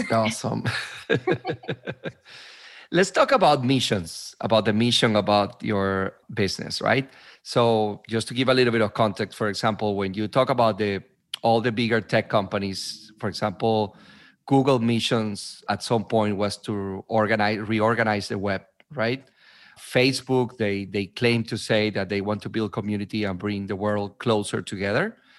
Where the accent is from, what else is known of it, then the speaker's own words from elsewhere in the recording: Venezuela; also born or lived in New York / New Jersey; now in United States; I am originally from Venezuela, but I've been in, in New York, New Jersey, in different places for 16, 17 years now.